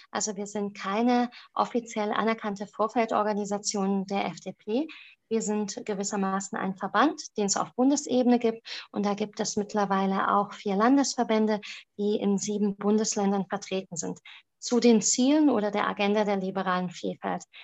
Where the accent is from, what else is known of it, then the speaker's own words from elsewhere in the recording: Romania; first language German; now in Germany; Darüber hinaus ähm, ist auch Deutsch meine Muttersprache. Nichtsdestotrotz war es sehr schwer, wenn man einstmalig in diesen rumänischen System, in dem politischen, aber auch in dem ähm, planwirtschaftlichen System aufgewachsen ist wie meine Familie und dann ähm, nach Baden-Württemberg gekommen ist